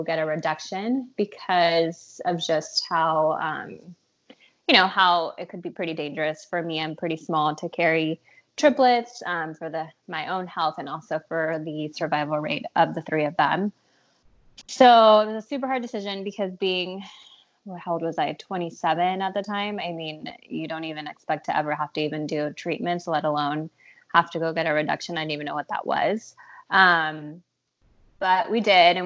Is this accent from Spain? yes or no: no; Mexico City, Mexico; now in San Diego, United States; I'm originally from Mexico City